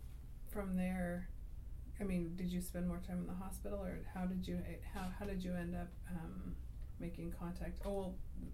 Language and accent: English; United States; The part of me as an American